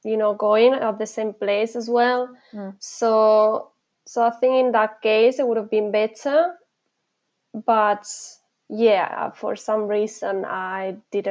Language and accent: English; Malaga, Andalusia, Spain; moved away as an adult; now in Leeds, United Kingdom; I'm an expat living in the UK, right. But I'm originally from Spain. I'm from Malaga, which is in the south of Spain. And I decided to move abroad when I was doing my university degree.